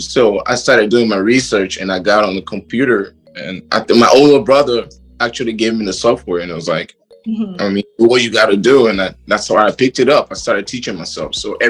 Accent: Liberia; moved away; also born or lived in Kenya / Malawi; I come from a family of six children, and I'm from Liberia, but I've lived pretty much all over Africa. I lived in East Africa, and I lived in southern, down in Malawi, and I lived in Kenya

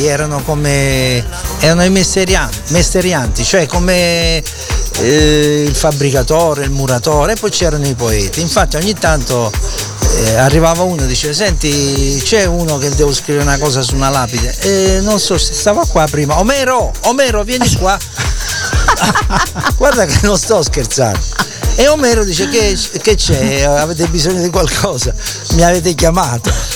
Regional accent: Taranto, Apulia, Italy; Taranto, la mia città, e, essendo io salentino

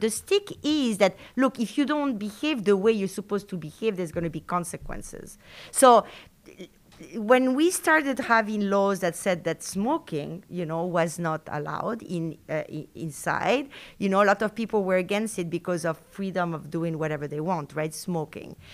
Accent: Argentina; first language Spanish; English is a second language; moved away as an adult; also born or lived in France; now in Madison, United States; I was born in Argentina from French parents. So I grew up in South America with French parents

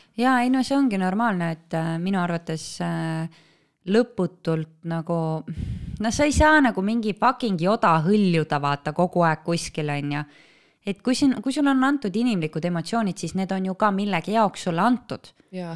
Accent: Estonia; kõik me oleme eestlased

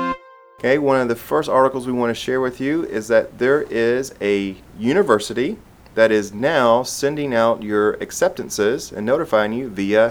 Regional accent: South Carolina, United States; we're both from South Carolina.

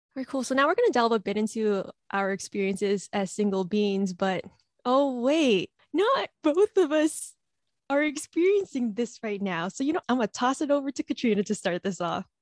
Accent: Philippines; as an Asian, as a Filipino

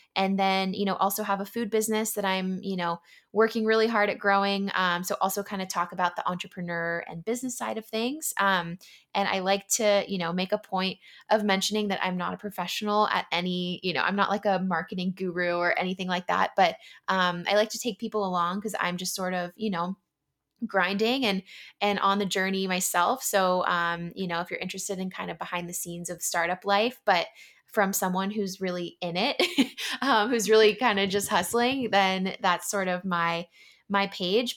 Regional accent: San Diego, California, United States; moved away as an adult; also born or lived in Yokosuka, Japan / San Francisco; now in Philadelphia, United States; grew up in San Diego and, you know, lived most of my life in California.

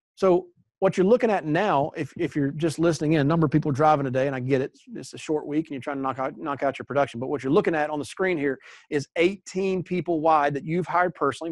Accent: East Coast, United States; now in Texas, United States; I grew up on the East Coast where we had hurricanes all the time, tornadoes all the time, and I now live in Texas

